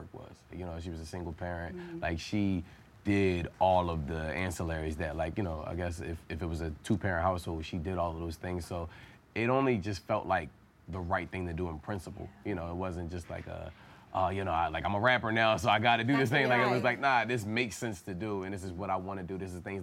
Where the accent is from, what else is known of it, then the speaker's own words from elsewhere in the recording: Philadelphia, Pennsylvania, United States; growing up in Philadelphia is a rough city